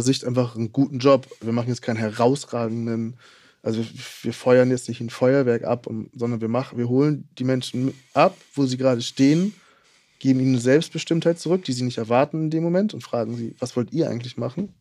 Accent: Hamburg, Germany; Ich komme aus Hamburg

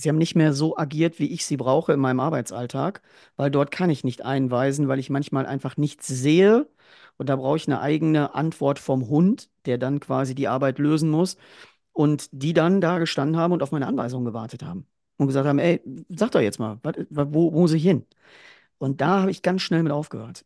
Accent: Ruhr area, North Rhine-Westphalia, Germany; bei uns im Ruhrgebiet

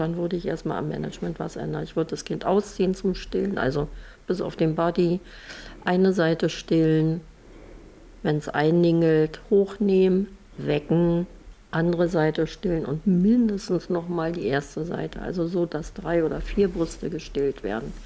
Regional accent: Germany; bei uns in Deutschland

